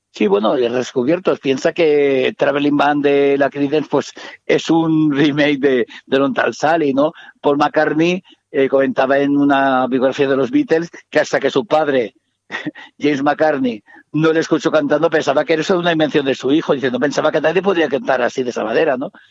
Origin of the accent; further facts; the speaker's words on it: Barcelona, Catalonia, Spain; Yo que soy de Barcelona